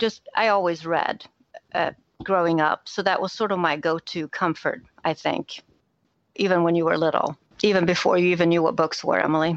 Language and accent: English; Sweden; English is a second language; moved away; I'm originally from Sweden, so we read a lot of Swedish picture books when you were little.